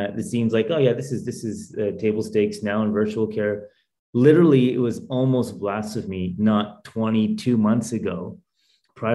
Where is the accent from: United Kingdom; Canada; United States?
Canada; Calgary, Alberta; we lived like five blocks away from each other growing up in Calgary, Alberta